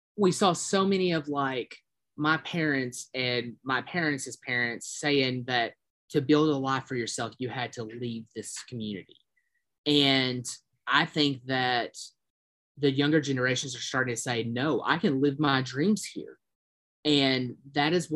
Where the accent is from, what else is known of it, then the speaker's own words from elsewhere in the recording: Harlan, Kentucky, United States; I was born and raised in Harlan